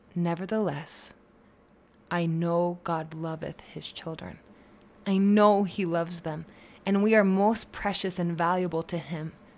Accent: Utah, United States; I'm just from Utah. But really, that is part of who I am. That's part of why I am the way that I am, was where I grew up

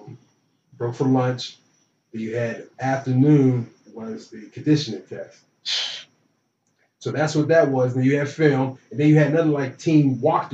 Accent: Beaver Falls, Pennsylvania, United States; moved away; I'm from Beaver Falls, Pennsylvania, which is right outside of Pittsburgh.

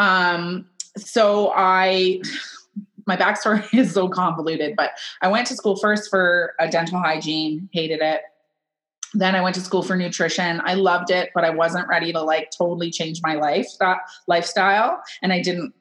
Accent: Kitchener, Ontario, Canada; now in Wellesley, Canada; I'm from Kitchener

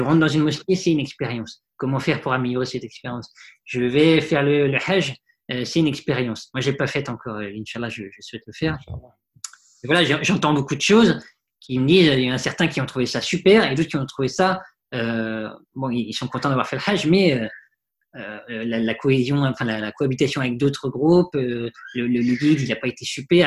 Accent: Paris, Île-de-France, France; j'ai vécu dans Paris, j'ai grandi dans Paris.

